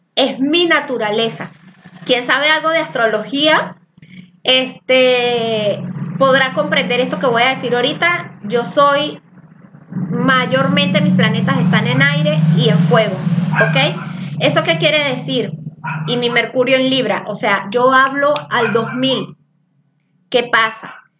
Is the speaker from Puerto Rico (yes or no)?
no; Venezuela; now in Zapopan, Mexico; soy venezolana. El venezolano normalmente habla muy alto. Y cuando yo llegué aquí a Zapopan, este, en Jalisco